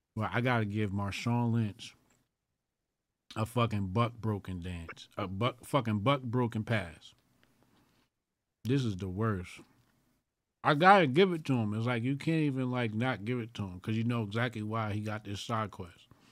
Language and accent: English; Jamaica; I'm Jamaican.